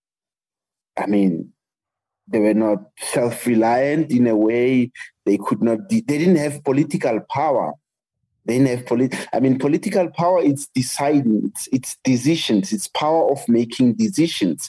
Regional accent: Soweto, Gauteng, South Africa; English is a second language; I come from South Africa, and I grew up in apartheid South Africa

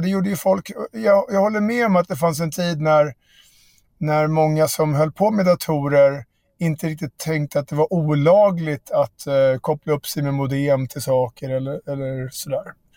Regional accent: Järfälla, Stockholm County, Sweden; mina kompisar i Barkaby där jag växte upp

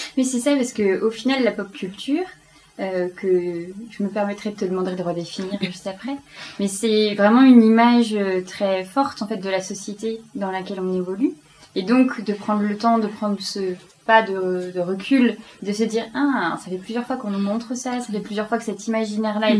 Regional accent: Belgium; J'aime bien dire que je suis belge en ce moment

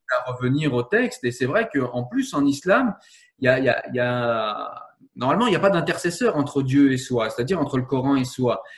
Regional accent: France; Je suis français

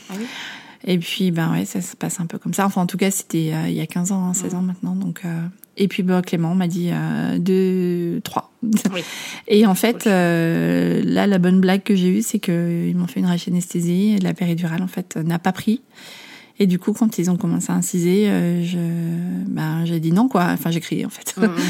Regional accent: Amsterdam, North Holland, Netherlands; En fait, j'ai grandi à Amsterdam. mes parents sont français, mais ma maman était mariée avec un Néerlandais. Donc, c'est la raison pour laquelle j'étais expatriée enfant. Donc je parlais néerlandais

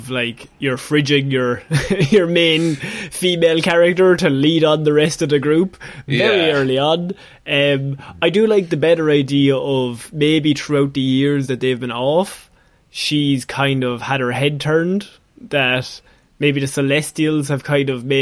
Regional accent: Ireland; as two Irish lads

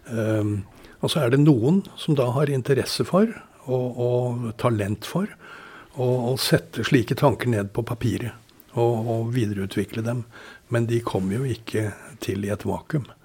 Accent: Dublin, Leinster, Ireland; born there; Selv om jeg er født i Dublin, så

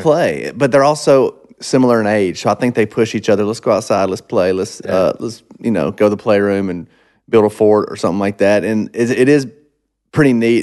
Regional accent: Monroe, Georgia, United States; moved away; when I was growing up in Monroe, it was super small little farm town

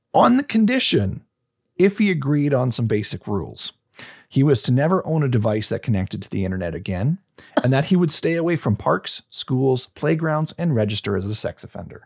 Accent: Canada; proud to be Canadian

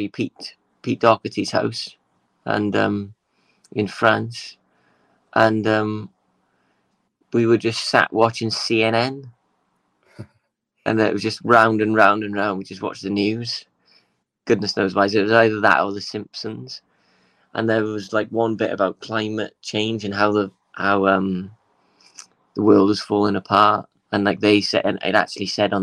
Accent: Swansea, Wales, United Kingdom; moved away as an adult; also born or lived in London; when I moved away from Swansea, it's a funny thing, like when I moved to live in London when I was 18

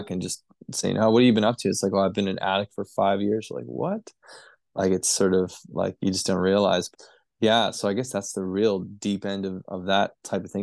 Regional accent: Vancouver, British Columbia, Canada; moved away as an adult; now in Northern Rivers, Australia; I was born in Vancouver, British Columbia, Canada.

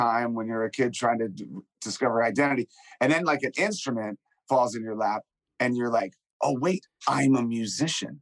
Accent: Washington, District of Columbia, United States; When I was young, growing up in Washington, D.C., I was like a little punk rock kid

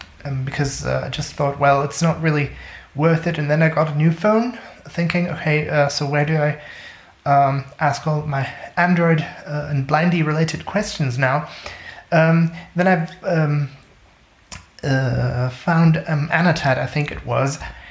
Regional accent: Germany; from Germany.

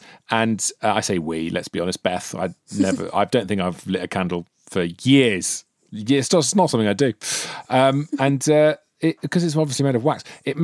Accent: Wales, United Kingdom; as a Welshman, I'm very proud

